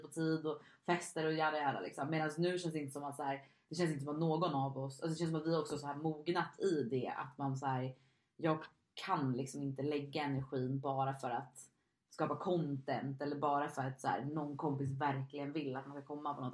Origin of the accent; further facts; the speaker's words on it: Stockholm, Stockholm County, Sweden; moved away as an adult; now in Gotland, Sweden; jag är från Stockholm, men jag bor just nu på Gotland